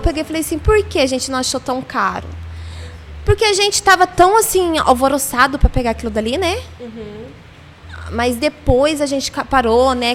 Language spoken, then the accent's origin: Portuguese; Londrina, Paraná, Brazil; eu sou aqui de Londrina, nasci em Londrina